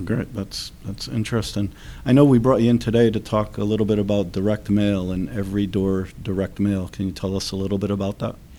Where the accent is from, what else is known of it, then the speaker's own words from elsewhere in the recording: Derby, Connecticut, United States; a small Catholic school in my hometown of Derby